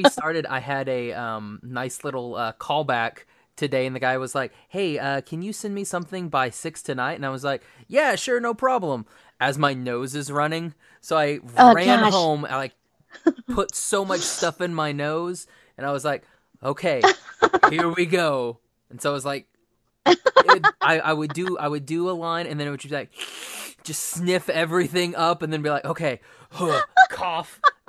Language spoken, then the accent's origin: English; Oklahoma, United States; It's like I tell people I'm from Oklahoma and they're like, oh, well, you don't have, it's like, yeah, I tried to lose it as much as I possibly could.